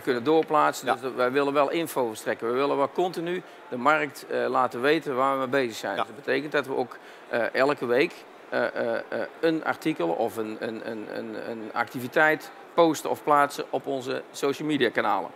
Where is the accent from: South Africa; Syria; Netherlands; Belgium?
Netherlands; Tilburg, North Brabant; Een andere tongval, dat klopt. Ik kom zelf uit Tilburg.